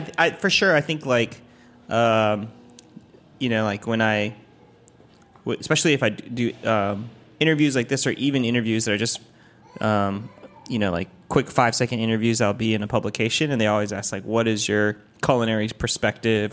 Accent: Taiwan; now in Washington, D.C., United States; I'm from Taiwan, um, so I went back to Taiwan

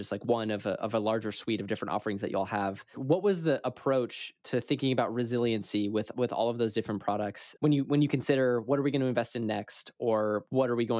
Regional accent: San Francisco Bay Area, California, United States; moved away as an adult; also born or lived in Coeur d'Alene, Idaho; I grew up in the San Francisco Bay Area, and in my lifetime, I have watched, you know, my childhood home now be valued like at a ridiculous amount

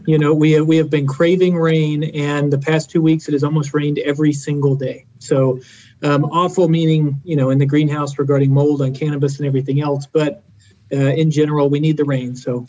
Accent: Germany; By the time I went to college, I actually moved about 18 times, grew up in Germany, and I've lived truly all over the place.

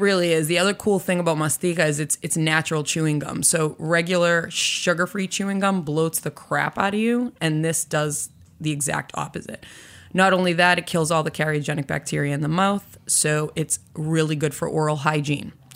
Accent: Boston, Massachusetts, United States; I was born and raised in Boston.

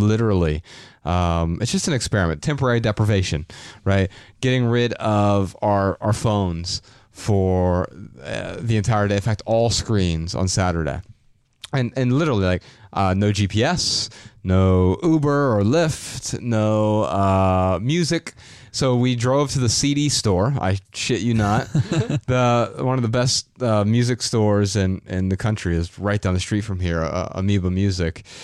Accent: Dayton, Ohio, United States; I'm from Dayton, Ohio

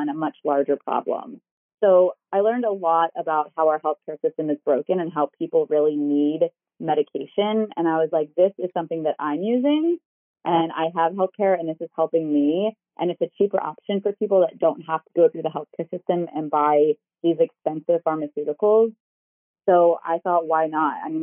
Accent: Baltimore, Maryland, United States; moved away as an adult; also born or lived in Medford, Oregon; I was born and raised in Baltimore

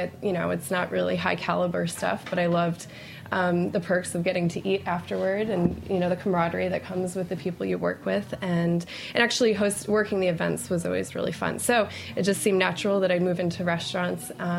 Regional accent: Connecticut, United States; moved away as an adult; now in New York, United States; I'm going on my 11th year in New York. I had done catering and stuff when I grew up in Connecticut.

